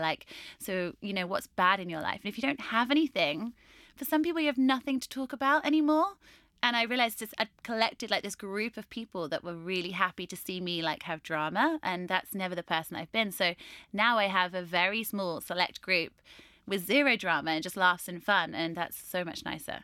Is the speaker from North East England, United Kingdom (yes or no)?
no; Norwich, East of England, United Kingdom; I train most of my clients in my hometown in Norwich